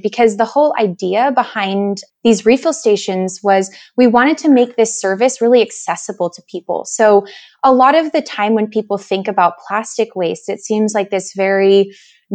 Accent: California, United States; moved away; I'm originally from California

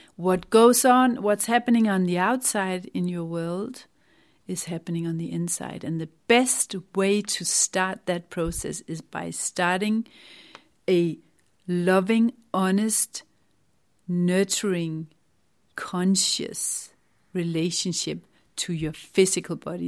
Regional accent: Denmark; moved away as an adult; now in England, United Kingdom; I had to divorce my home country, Denmark

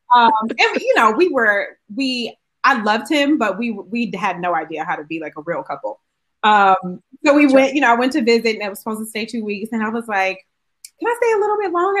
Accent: Euclid, Ohio, United States; moved away; also born or lived in Kent, Ohio; I went to school in Kent, but I'm actually from Cleveland, Ohio.

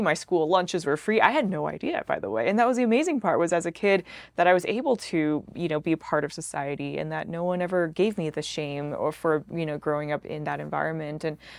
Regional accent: Salt Lake City, Utah, United States; and I'm like, I'm from Salt Lake, you know?

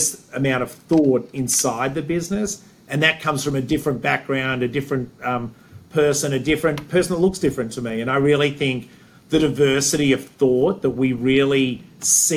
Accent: Australia; moved away as an adult; also born or lived in Sydney, Australia / Cleveland, Ohio / Chicago / Wilmette; now in United States; growing up in Australia

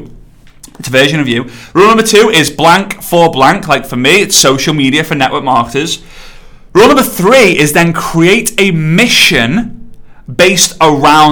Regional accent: England, United Kingdom; I'm English

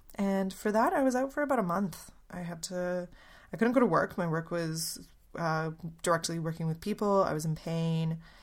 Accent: Canada; moved away as an adult; also born or lived in Poland; now in Melbourne, Australia; I'm Polish, but I grew up in Canada.

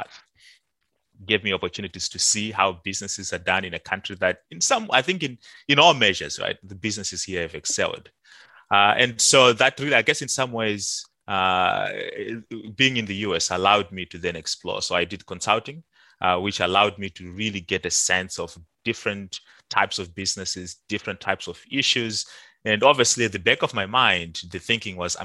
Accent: Zimbabwe; moved away; also born or lived in Banket; I was born and raised in Zimbabwe.

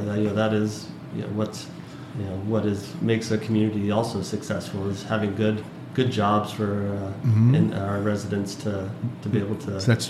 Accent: Las Vegas, Nevada, United States; I was born and raised in Vegas, and so clear on the west side of town

